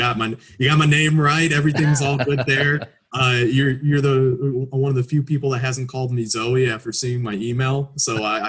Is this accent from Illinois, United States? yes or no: yes; Chicago, Illinois, United States; I've gone to games with my father, obviously being a Chicagoan my entire life.